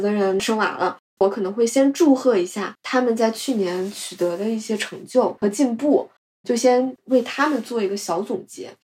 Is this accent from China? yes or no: yes; China; 我们中国人